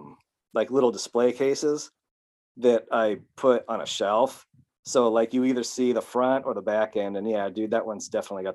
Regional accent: United States; moved away as an adult; now in Japan; as an American

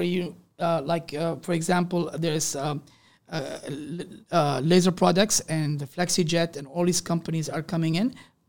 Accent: Canada; when I said I'm a Canadian, they say, oh, yeah, you guys have a nice way.

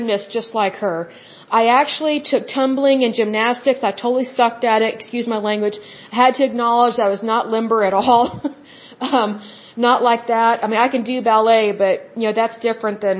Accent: Oklahoma, United States; I'm from Oklahoma

